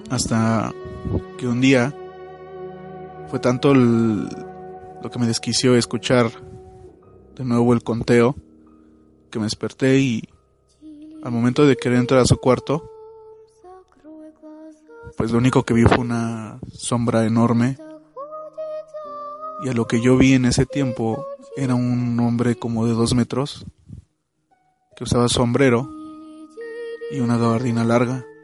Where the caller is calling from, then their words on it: Mexico City, Mexico; Hola, ¿qué tal? Ah … de la Ciudad de México. Ya he mandado algunos audios antes.